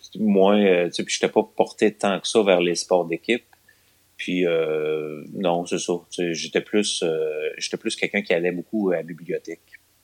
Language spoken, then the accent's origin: French; Longueuil, Quebec, Canada; now in Lévis, Canada; je suis né à Longueuil. Ah, ok. En je suis un gars de Longueuil. Euh, en 1978, j'ai 42 ans donc. Et ouais, j'ai été à Longueuil les 12 premières années de ma vie